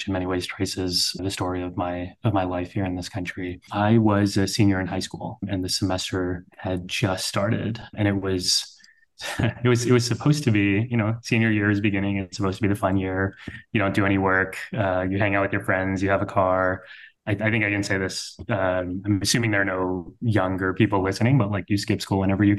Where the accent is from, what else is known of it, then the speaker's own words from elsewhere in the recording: South Texas, United States; now in New York, United States; I was born and raised in Texas, one of the very few Sikh families wearing turbans in South Texas, where we grew up